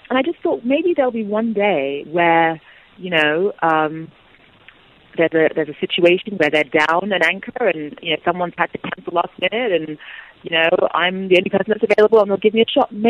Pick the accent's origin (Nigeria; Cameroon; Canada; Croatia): Nigeria; because as a Nigerian, I want to get out the positive stories